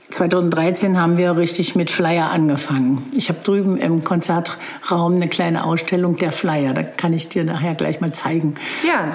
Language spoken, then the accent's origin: German; Magdeburg, Saxony-Anhalt, Germany; moved away as an adult; also born or lived in Berlin; now in Bad Belzig, Germany; Ich bin in Magdeburg geboren und dann nach dem Abitur nach Berlin gegangen